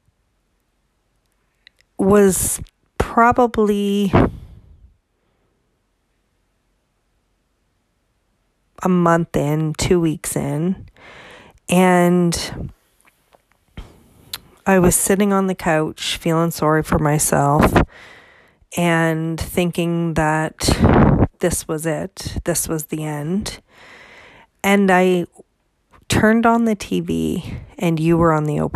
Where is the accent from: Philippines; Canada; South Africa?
Canada; I'm Canadian